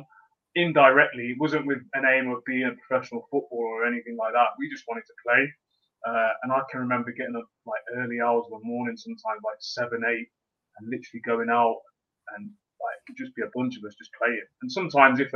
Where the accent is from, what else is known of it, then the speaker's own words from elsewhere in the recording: Leamington Spa, West Midlands, United Kingdom; I was born in Leamington, and the area, even the street, so to speak, that I was born on or grew up